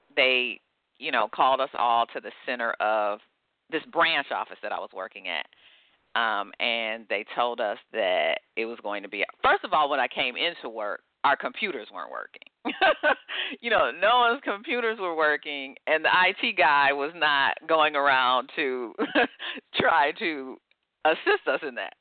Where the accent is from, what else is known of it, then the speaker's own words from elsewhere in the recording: Detroit, Michigan, United States; I grew up in Detroit, Michigan.